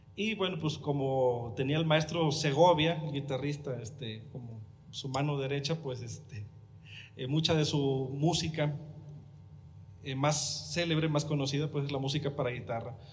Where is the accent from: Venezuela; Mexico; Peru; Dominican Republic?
Mexico; Huasteca; accent: Huastecan Spanish; a nosotros como habitantes de allá, de, de los pueblitos, se nos educa diciendo que hablamos mal